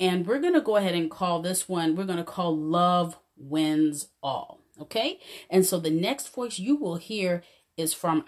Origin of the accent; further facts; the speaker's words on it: Texas, United States; So I'm in Texas. I don't sound like I'm a Texan, do I? But that's where I'm from, and I've been here for quite a while.